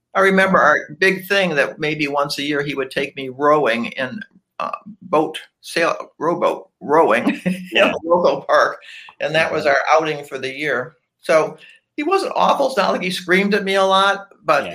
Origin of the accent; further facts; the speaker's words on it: Cleveland, Ohio, United States; moved away as an adult; now in Atlanta, United States; I was you born and raised in Cleveland, Ohio.